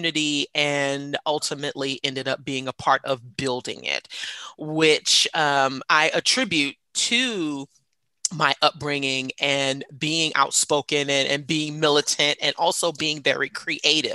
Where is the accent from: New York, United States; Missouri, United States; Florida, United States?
New York, United States; New York City; now in Atlanta, United States; I am a New York City native, born and raised in Jamaica, Queens